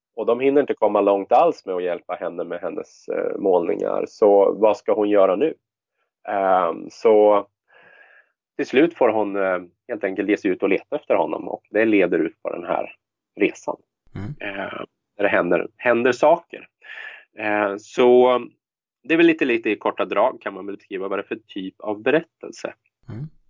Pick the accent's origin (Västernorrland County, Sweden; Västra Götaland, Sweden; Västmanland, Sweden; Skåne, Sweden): Västmanland, Sweden; Västerås; i Västerås då, som är min hemstad